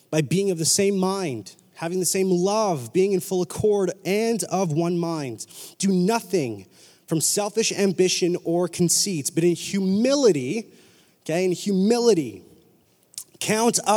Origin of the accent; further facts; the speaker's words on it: Whalley, British Columbia, Canada; I grew up in Whalley, super ghetto elementary school.